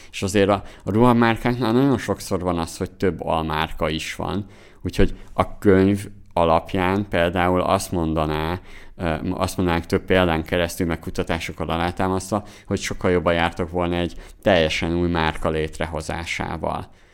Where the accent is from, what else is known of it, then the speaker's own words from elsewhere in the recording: Zala, Hungary; moved away; mi, mi Zolából származunk, Somogy megyéhez közel